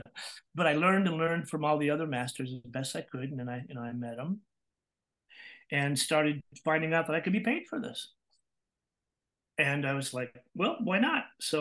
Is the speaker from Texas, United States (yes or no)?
yes; Texas, United States; accent: Texas; And I was originally from Texas. So I started out with a Texas accent, of course.